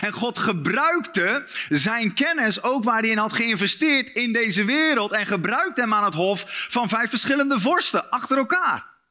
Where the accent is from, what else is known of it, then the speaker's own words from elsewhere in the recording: Netherlands; als Nederlanders